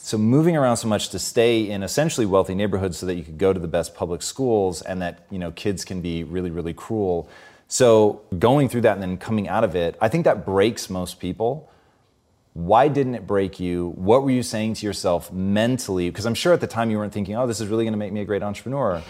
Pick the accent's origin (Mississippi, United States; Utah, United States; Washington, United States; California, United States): Washington, United States; Tacoma; Growing up in Tacoma